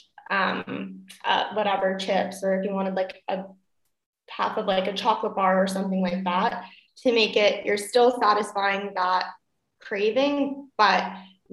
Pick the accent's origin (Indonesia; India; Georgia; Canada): Canada; also born or lived in Niagara Falls, Canada; now in Germany; I am from Canada